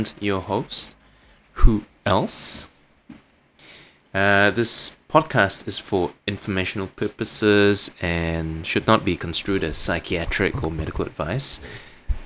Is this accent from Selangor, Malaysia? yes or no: no; Kuching, Sarawak, Malaysia; moved away; I was in my hometown of Kuching